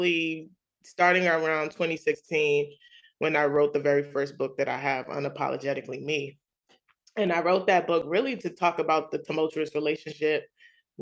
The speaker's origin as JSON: {"language": "English", "town": "New York City", "region": "New York", "country": "United States", "tie": "born or raised there", "said": "as a young kid, growing up in Queens, New York"}